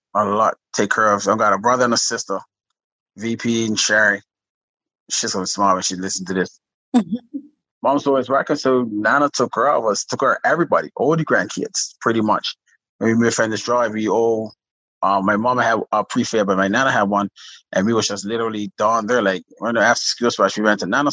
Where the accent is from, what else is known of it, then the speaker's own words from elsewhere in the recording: Pembroke, Bermuda; now in Southampton, Bermuda; I am from Bottom Road, Middletown, and Pembroke. They call it the ghetto.